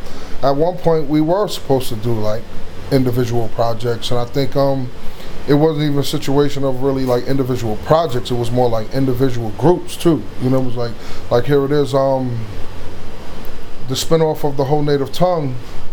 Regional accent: New York City, New York, United States; moved away; also born or lived in Long Island; I'm originally from Brooklyn.

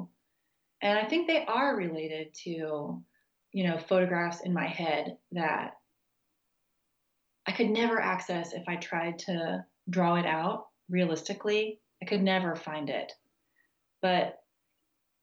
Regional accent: United States; moved away as an adult; also born or lived in Texas / Kansas / New Mexico; now in Charlottesville, United States; I grew up in Texas and Kansas, and I finished undergrad in New Mexico.

